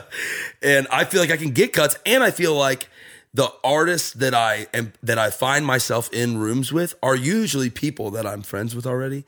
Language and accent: English; Jacksonville, Florida, United States; moved away as an adult; now in Nashville, United States; I'm from there